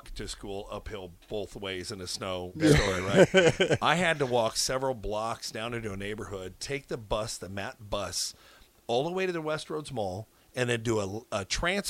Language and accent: English; Omaha, Nebraska, United States; I born and raised in Omaha